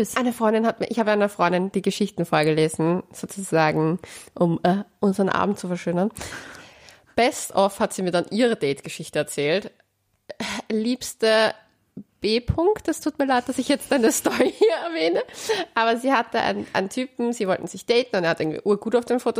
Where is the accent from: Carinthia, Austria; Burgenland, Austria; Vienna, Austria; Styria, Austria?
Vienna, Austria; Hier möchte ich erwähnen, dass Leopoldau, glaube ich, in Wien liegt.